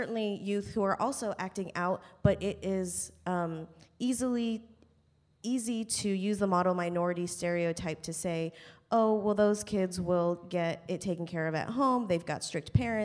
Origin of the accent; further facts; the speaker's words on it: United States; as an Asian American, I was born here in the States